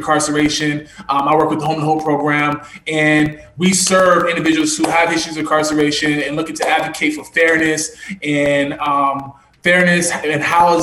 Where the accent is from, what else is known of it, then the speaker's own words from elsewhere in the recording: Charlottesville, Virginia, United States; born and raised in Charlottesville, you know, born in Prospect, raised in the county